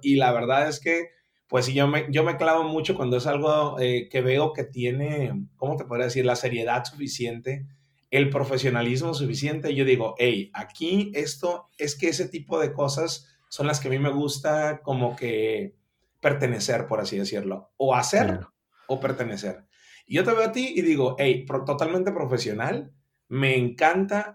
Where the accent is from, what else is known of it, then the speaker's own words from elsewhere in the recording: Mazatlán, Sinaloa, Mexico; now in Culiacán, Mexico; yo soy originario de Mazatlán, Sinaloa, pero nos venimos aquí a vivir desde el 1996 a, la edad de 12 años míos